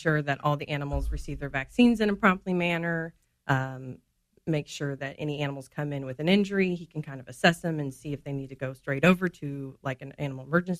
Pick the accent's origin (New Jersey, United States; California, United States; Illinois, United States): Illinois, United States; Springfield; Born and raised in Springfield.